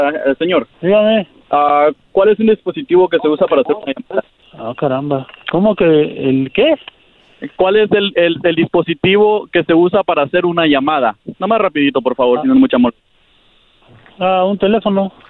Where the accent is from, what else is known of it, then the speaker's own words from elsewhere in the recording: Guatemala; No, mira, yo soy de Guatemala.